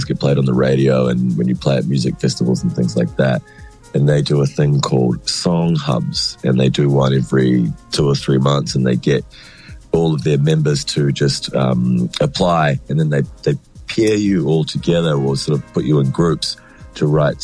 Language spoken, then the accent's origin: English; Wellington, New Zealand; moved away as an adult; now in Melbourne, Australia; I grew up in Wellington. I went to Melbourne when I was 20